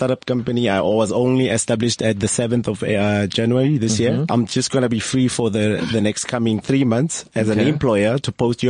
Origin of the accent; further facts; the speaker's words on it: Viljoenskroon, Free State, South Africa; now in Centurion, South Africa; I'm originally from the Free State, a town called Viljoenskroon, but I now currently reside in Centurion.